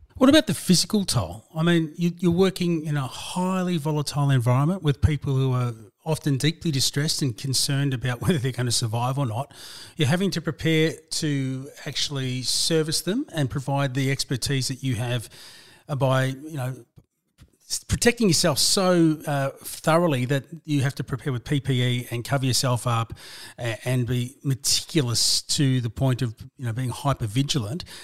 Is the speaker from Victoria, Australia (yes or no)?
yes; Melbourne, Victoria, Australia; my hometown, my home suburb of Broadmeadows in the city of Hume in Melbourne's northern suburbs